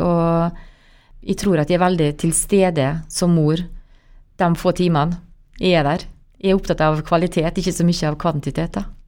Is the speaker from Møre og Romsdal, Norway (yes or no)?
yes; Molde, Møre og Romsdal, Norway; moved away as an adult; jeg er oppvokst i blokk på Bergmo, eh, nærmere Kviltorp